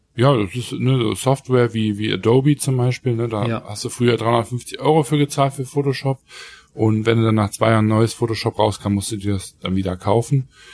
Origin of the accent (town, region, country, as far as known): Germany